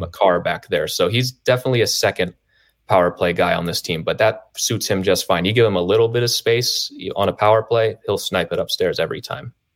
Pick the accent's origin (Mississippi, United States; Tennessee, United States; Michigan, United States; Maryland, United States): Maryland, United States; I grew up in Maryland, so I grew up a Caps fan